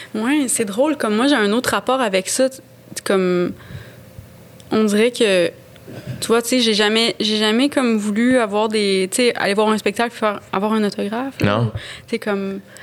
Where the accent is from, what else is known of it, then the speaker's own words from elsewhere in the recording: Gaspésie, Quebec, Canada; first language French; moved away; j'ai grandi en Gaspésie